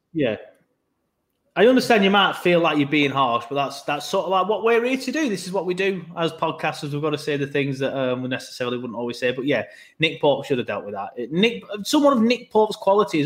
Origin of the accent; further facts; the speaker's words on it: Burnley, North West England, United Kingdom; now in Leeds, United Kingdom; I'm from Burnley